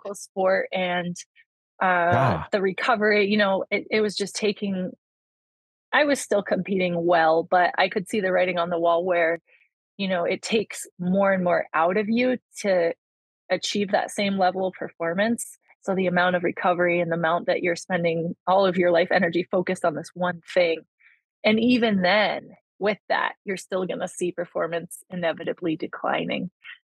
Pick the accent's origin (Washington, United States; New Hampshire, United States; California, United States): New Hampshire, United States; along the Vermont border; I grew up like along the Vermont border on the New Hampshire side